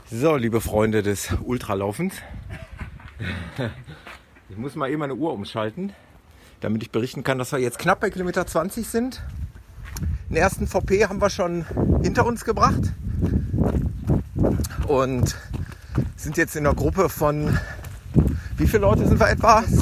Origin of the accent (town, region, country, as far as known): North Rhine-Westphalia, Germany